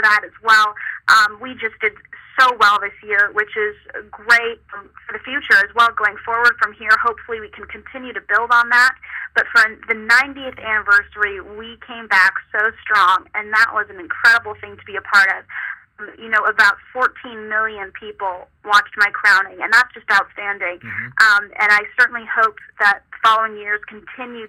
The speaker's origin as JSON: {"language": "English", "region": "Nebraska", "country": "United States", "tie": "born or raised there", "said": "the county fair pageant in my hometown in Nebraska"}